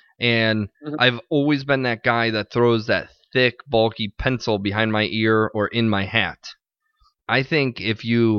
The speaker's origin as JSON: {"language": "English", "country": "Ireland", "said": "maybe my head's just too big because I'm an Irish guy, but..."}